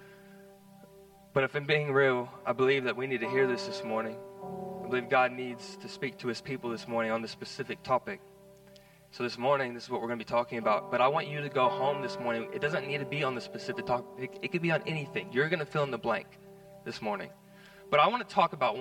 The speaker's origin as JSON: {"language": "English", "country": "United States", "moved": "yes", "lives_now": "Australia", "said": "I'm kind of removed from America nowadays, but I'm still American"}